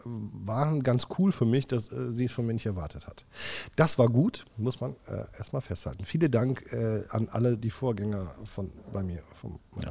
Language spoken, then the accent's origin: German; Wipperfürth, North Rhine-Westphalia, Germany; also born or lived in Hückeswagen; Aber ich bin gebürtiger Wipperfield. Das ist mein Heimatland, mein Heimatdorf hier